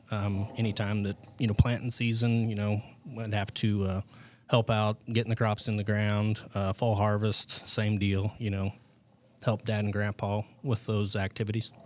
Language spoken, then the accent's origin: English; United States; I grew up in the Michigan Valley area. um, which would be over on the western side of the West Franklin District. So I've been a lifelong, uh, resident of this area